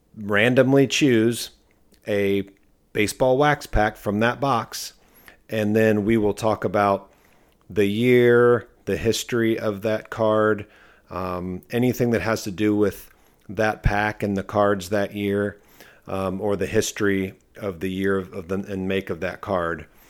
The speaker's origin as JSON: {"language": "English", "town": "Akron", "region": "Ohio", "country": "United States", "also_born_or_lived": "Cincinnati, Ohio", "moved": "yes", "said": "I'm from the Akron, Ohio area"}